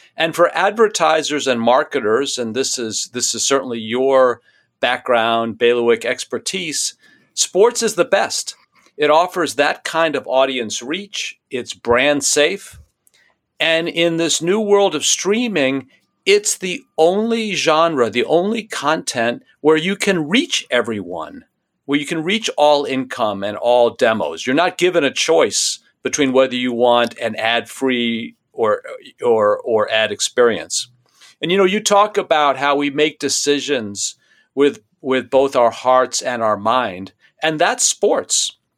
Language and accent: English; New York City, New York, United States; When I was a kid growing up in New York City